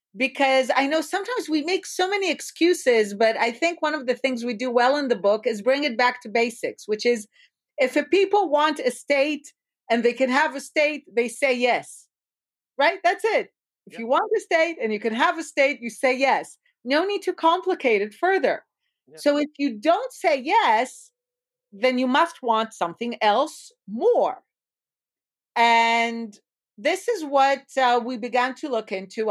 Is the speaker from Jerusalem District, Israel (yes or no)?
yes; Jerusalem, Jerusalem District, Israel; born and raised in Israel, uh, in Jerusalem